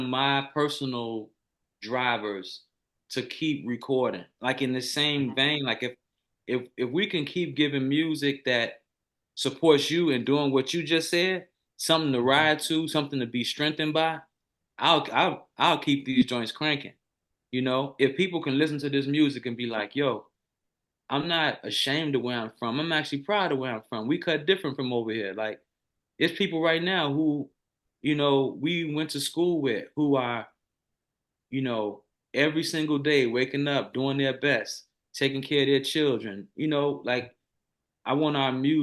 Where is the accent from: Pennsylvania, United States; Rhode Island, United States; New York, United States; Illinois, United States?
Illinois, United States; Chicago; moved away as an adult; being a Chicagoan who, man, since what, 2013, I haven't lived at the crib